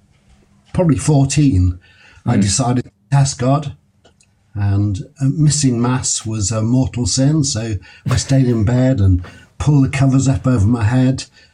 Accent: Liverpool, North West England, United Kingdom; So I was born in Walton before Walton was posh, and I lived.

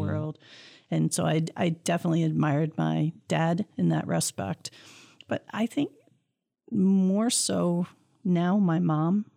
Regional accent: Clawson, Michigan, United States; born or raised there

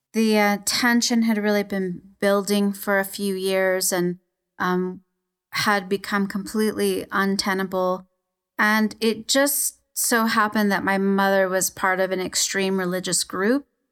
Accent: Los Angeles, California, United States; I was born in East L A, um, to a you know, kinda dysfunctional Mexican family

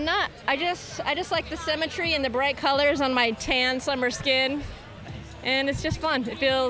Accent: Alabama, United States; now in Portland, United States; I'm from Alabama and it's like kind of an oppressive place.

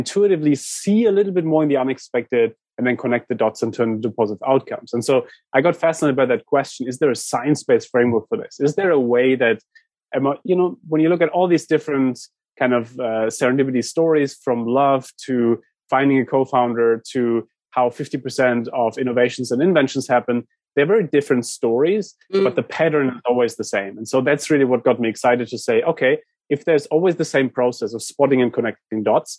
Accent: San Francisco, California, United States; I'm stuck in London. I'm from San Francisco. I'm stuck in London.

